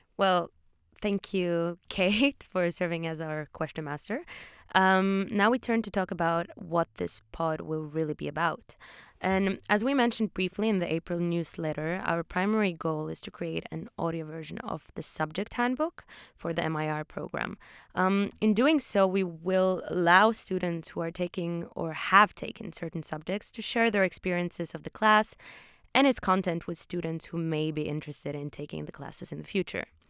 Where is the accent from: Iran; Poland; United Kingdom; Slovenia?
Poland; Wrocław, Lower Silesian Voivodeship; moved away as an adult; also born or lived in Oslo, Norway / Warsaw, Poland; now in Australia; I moved to Poland, to a city called Wrocław, when I was eight years old